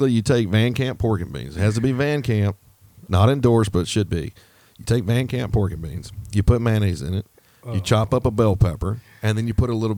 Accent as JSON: {"language": "English", "region": "Alabama", "country": "United States", "tie": "born or raised there", "said": "I was raised in Alabama"}